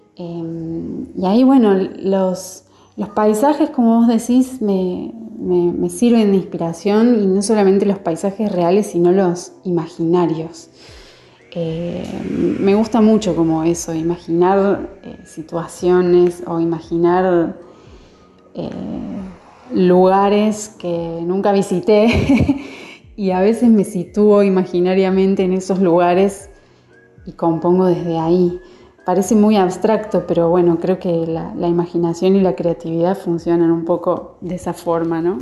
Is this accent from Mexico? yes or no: no; Córdoba, Argentina; No solamente soy cordobesa, sino que gran parte de mi familia es jujeña